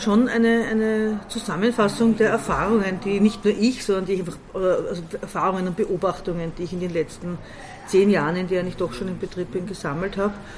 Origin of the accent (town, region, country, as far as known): Baden, Lower Austria, Austria; born or raised there; also born or lived in Vienna